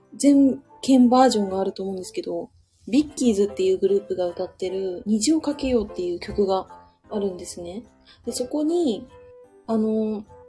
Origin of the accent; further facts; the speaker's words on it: Hokuriku, Japan; now in Nagoya, Japan; 私も、あの、もともと北陸で生まれました